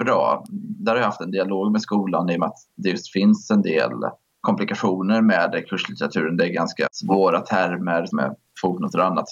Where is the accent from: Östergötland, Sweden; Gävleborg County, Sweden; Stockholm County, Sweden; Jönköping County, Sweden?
Jönköping County, Sweden; Jönköping; jag kommer från Jönköping